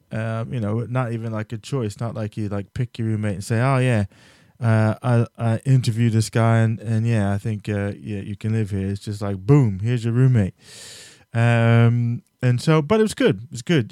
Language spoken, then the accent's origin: English; New Jersey, United States; I'm from New Jersey